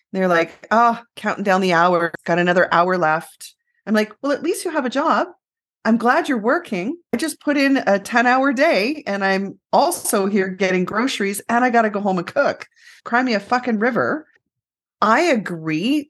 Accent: Canada; We're so Canadian.

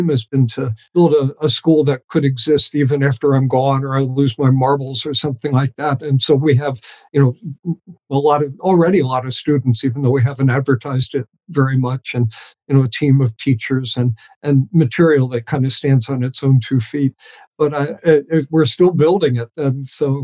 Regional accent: New York, United States; moved away; I grew up just outside of New York City

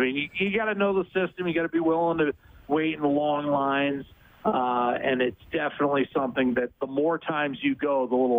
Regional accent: Ohio, United States; 20 minutes north of my hometown, yeah.

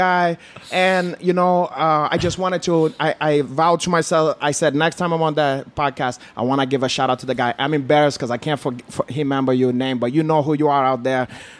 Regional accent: Brazil; English is a second language; But carayo, I told them I'm not black. I'm from Brazil.

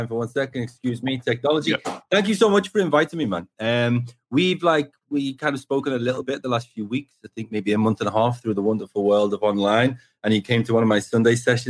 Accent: Liverpool, North West England, United Kingdom; also born or lived in Formby; I'm from Liverpool. I grew up just outside of Liverpool, like 30 miles down the road in a place called Formby

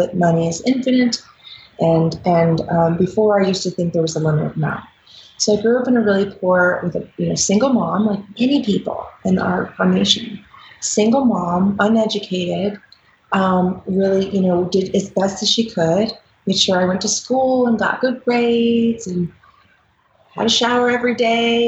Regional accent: Dayton, Ohio, United States; now in Denver, United States; I grew up in Dayton, Ohio. I live in Denver, Colorado now.

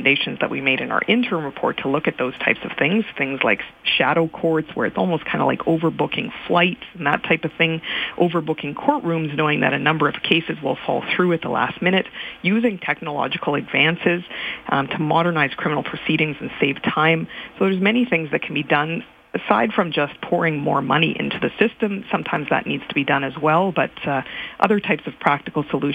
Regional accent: Saskatchewan, Canada; I come from Saskatchewan

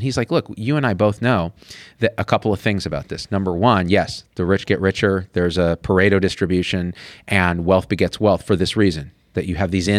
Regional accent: Boston, Massachusetts, United States; I'm from Boston.

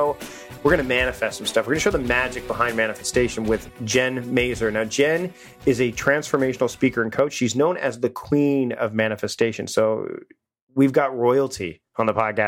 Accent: Canada; I'm Canadian and we are royal subjects up here

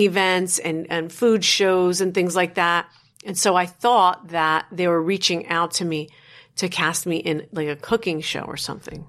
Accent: Paterson, New Jersey, United States; born and raised in New Jersey

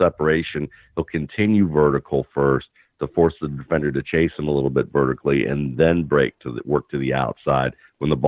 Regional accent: Atlanta, Georgia, United States; where I grew up in Atlanta

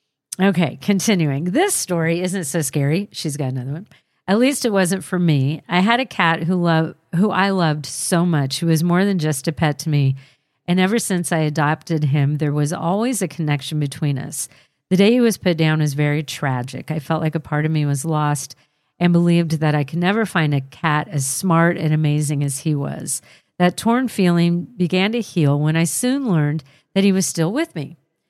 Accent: Mesa, Arizona, United States; I grew up in Mesa, Arizona. From what I can recall, everywhere that I've lived, I've always experienced something.

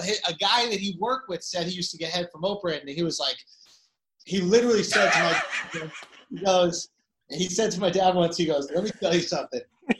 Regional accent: New York City, New York, United States; also born or lived in Upper East Side / Upper West Side; So, I grew up in the East Village, but we moved down there when I was like in fourth grade. So before that, I was like on Upper East Side and then Upper West Side.

